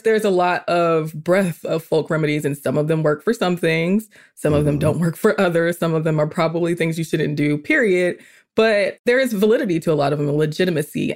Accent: Atlanta, Georgia, United States; also born or lived in South Carolina; I was born in South Carolina, raised in Georgia, so I'm a very Southern girl

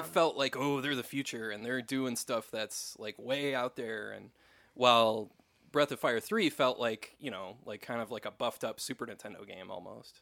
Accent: West St. Paul, Minnesota, United States; That's where I'm from, so yeah, you you actually did a video in like my hometown

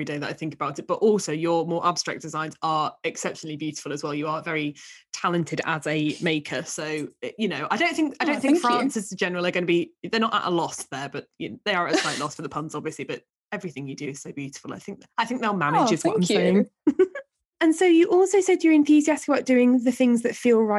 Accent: Hull, Yorkshire and the Humber, United Kingdom; accent: Hull; I'm also from Hull, and so Soeuf in a Hull accent would be said as surf

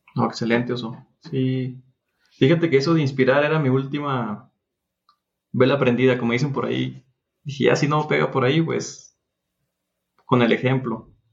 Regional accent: Durango, Mexico; Estoy en Durango, soy de Durango

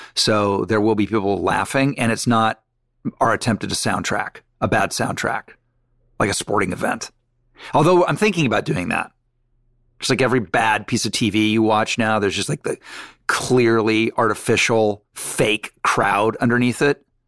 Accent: Malibu, California, United States; growing up in Mal, Malibu.

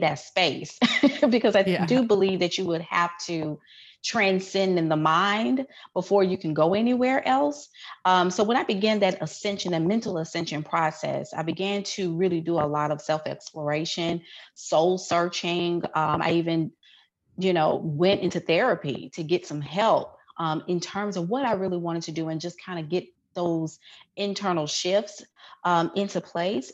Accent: Memphis, Tennessee, United States; moved away as an adult; also born or lived in Houston, Texas; Born and raised in Memphis

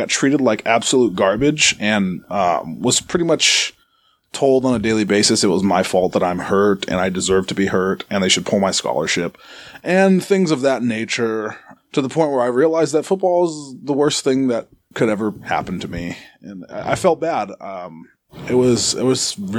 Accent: Arizona, United States; moved away; I'm from Arizona originally

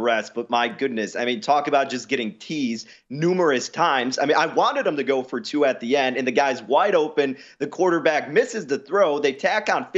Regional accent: Chicago, Illinois, United States; also born or lived in Nebraska; I grew up in Notre Dame country here in the Chicagoland area

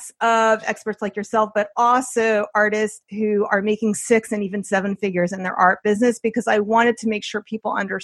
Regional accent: New Jersey, United States; now in Westchester, United States; I'm from New Jersey also

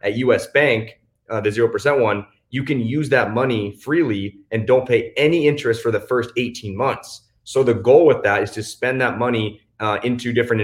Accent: Washington, United States; also born or lived in Southern California; now in Cabo San Lucas, Mexico; I grew up in Washington, also spent a ton of time in Southern California

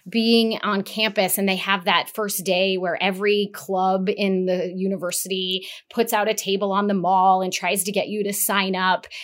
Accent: Las Vegas, Nevada, United States; I was born in Las Vegas. I grew up in Las Vegas

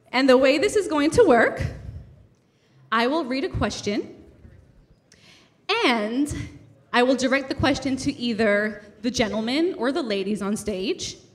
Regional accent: Brooklyn, New York, United States; the reason we resonate with you guys so much is because we're also from Brooklyn.

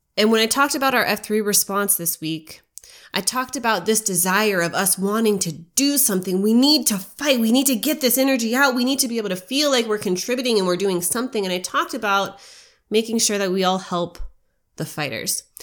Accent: United States; as an American

